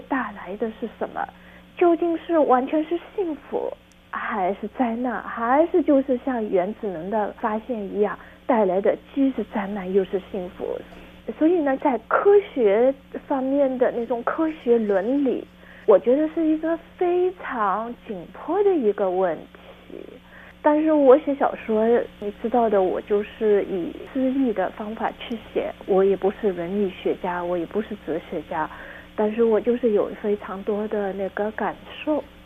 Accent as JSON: {"language": "Chinese", "region": "Shanghai", "country": "China", "tie": "born or raised there", "said": "我出生在上海"}